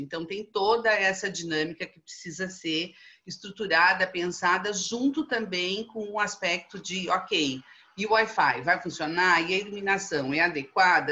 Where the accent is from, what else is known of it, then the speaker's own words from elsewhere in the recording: Brazil; nós, como bons brasileiros que somos